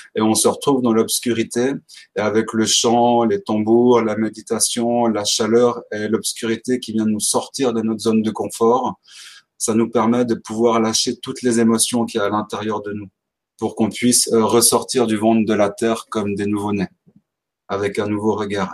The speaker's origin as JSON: {"language": "French", "country": "Switzerland", "said": "j'ai 31 ans, je viens de Suisse."}